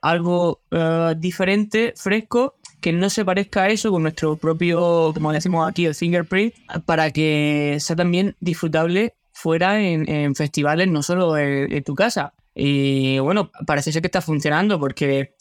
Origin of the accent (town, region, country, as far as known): Region of Murcia, Spain; born or raised there; moved away as an adult; also born or lived in Granada / Águilas; now in Netherlands